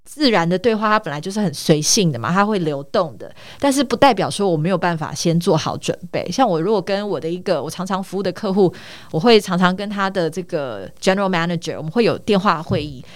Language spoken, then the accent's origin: Chinese; Taitung, Taitung County, Taiwan; moved away as an adult; also born or lived in United States / Taipei; 我从小到大都在台东长大。 那从，呃，大概应该说我十八岁才上台北来念大学。 但是，呃，在台东的成长的过程当中，其实有几年的时间，因为我父亲的关系， 所以我们一家有到美国去生活了四年。因为我爸爸那个时候去念博士班